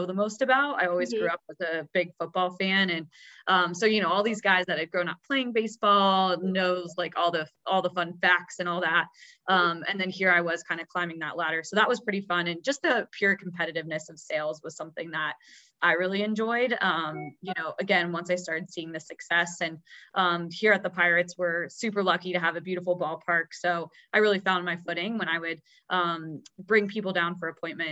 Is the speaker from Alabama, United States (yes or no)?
no; Pittsburgh, Pennsylvania, United States; also born or lived in Denver, Colorado; now in Pittsburgh, United States; I grew up in the Pittsburgh area and went to Penn State